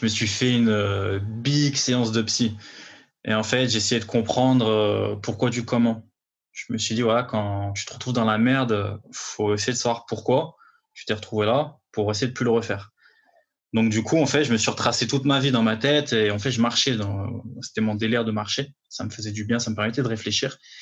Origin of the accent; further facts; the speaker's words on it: Villefontaine, Auvergne-Rhône-Alpes, France; moved away as an adult; now in Paris, France; je viens de, de banlieue lyonnaise, Villefontaine